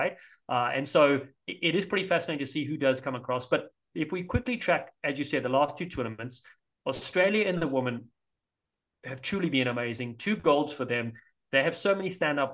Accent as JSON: {"language": "English", "town": "Cape Town", "region": "Western Cape", "country": "South Africa", "tie": "born or raised there", "moved": "yes", "lives_now": "United States", "said": "I'm from Cape Town."}